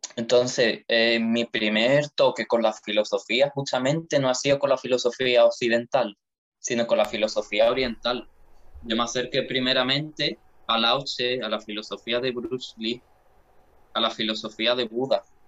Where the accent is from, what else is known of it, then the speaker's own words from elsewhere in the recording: Jerez de la Frontera, Andalusia, Spain; moved away as an adult; now in Seville, Spain; yo nací en Jerez de la Frontera, ¿vale? Y bueno, soy de allí, ¿no? Se, se me nota mucho el acento